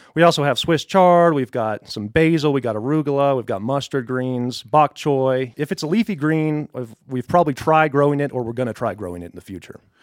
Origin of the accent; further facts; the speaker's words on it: Colorado Springs, Colorado, United States; moved away as an adult; also born or lived in Boulder / Fort Collins / Tampa Bay area, Florida; now in Westcliffe, United States; I'm a Colorado native. I grew up in Colorado Springs